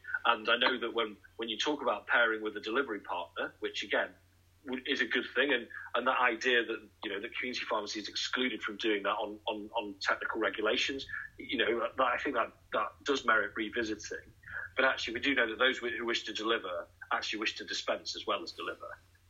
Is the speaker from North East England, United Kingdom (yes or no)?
no; Nottingham, East Midlands, United Kingdom; and I would always mention Boots because I'm from Nottingham